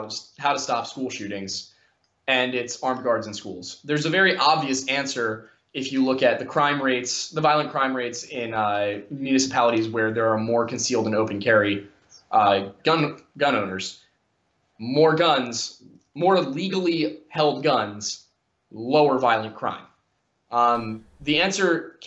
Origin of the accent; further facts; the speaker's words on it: Philadelphia, Pennsylvania, United States; I'm also from the Philadelphia area